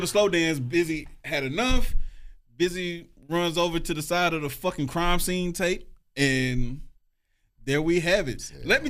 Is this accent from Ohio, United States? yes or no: yes; Cleveland, Ohio, United States; Bitch, I'm from Cleveland.